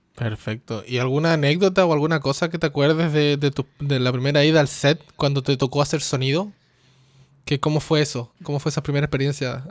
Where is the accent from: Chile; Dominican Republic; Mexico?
Chile; moved away; yo soy de Chile, pero no vivo en Chile hace muchos años